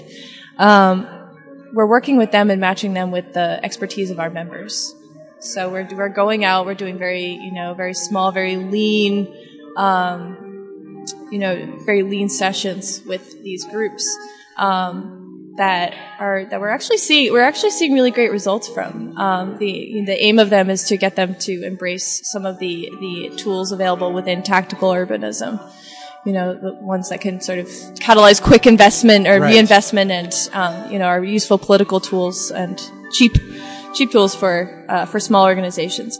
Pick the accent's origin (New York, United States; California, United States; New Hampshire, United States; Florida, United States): New Hampshire, United States; I'm from New Hampshire